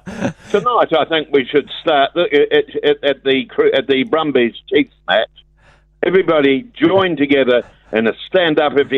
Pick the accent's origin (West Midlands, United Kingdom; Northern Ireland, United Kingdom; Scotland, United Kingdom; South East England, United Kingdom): Scotland, United Kingdom; I'm Scottish?